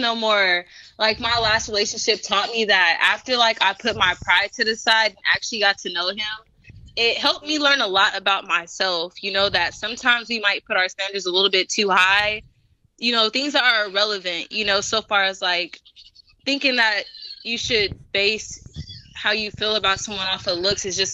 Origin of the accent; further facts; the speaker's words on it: Oklahoma, United States; accent: country; I'm from Oklahoma